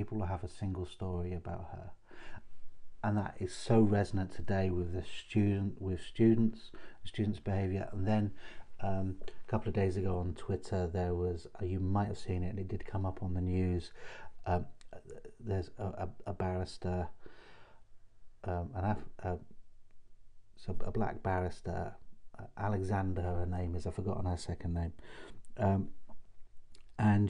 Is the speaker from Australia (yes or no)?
no; Chester, North West England, United Kingdom; now in Hull, United Kingdom; I grew up in Chester, and most of my friends were Liverpool fans